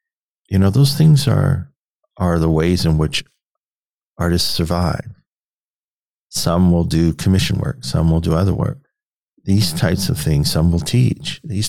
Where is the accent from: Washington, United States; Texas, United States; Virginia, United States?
Virginia, United States; Petersburg; born there; now in Nebraska, United States; I was born in Petersburg, Virginia. And so we're both sort of made that journey out west to Nebraska.